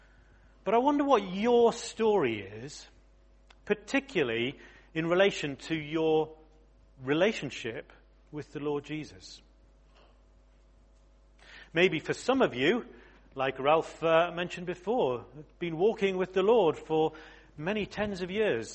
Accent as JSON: {"language": "English", "town": "Exeter", "region": "South West England", "country": "United Kingdom", "tie": "born or raised there", "moved": "yes", "said": "I was born in Exeter, would you believe? I'm a real southerner, a yokel"}